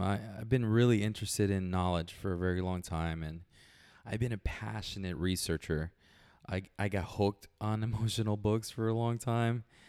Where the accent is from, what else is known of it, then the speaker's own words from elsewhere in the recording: Puerto Rico; moved away; I was born in Puerto Rico, small little place.